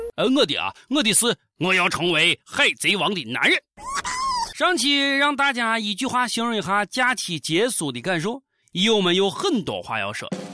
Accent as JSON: {"language": "Chinese", "region": "Shandong", "country": "China", "said": "我是山东人"}